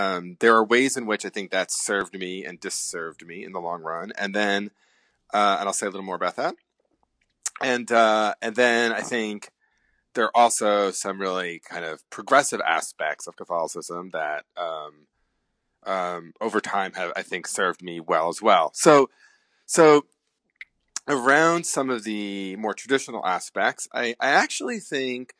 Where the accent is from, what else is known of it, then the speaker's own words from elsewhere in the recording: New Jersey, United States; I grew up in New Jersey, about 15 miles outside of Manhattan